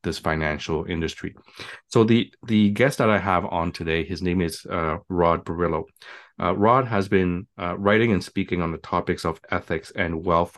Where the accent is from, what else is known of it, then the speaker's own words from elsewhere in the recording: Montreal, Quebec, Canada; now in Toronto, Canada; I'm from Montreal